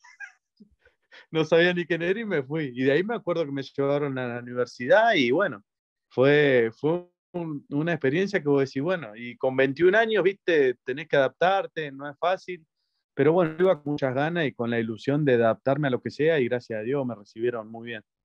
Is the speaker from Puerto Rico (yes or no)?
no; Argentina; also born or lived in Mexico; en Argentina, en, mi país